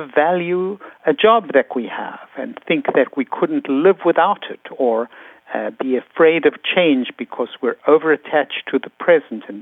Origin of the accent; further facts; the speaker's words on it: South Africa; moved away; I was raised in South Africa